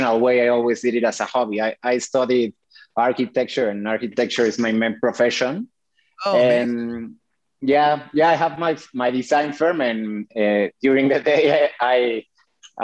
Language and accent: English; Mexico City, Mexico; I was born and raised in Mexico City.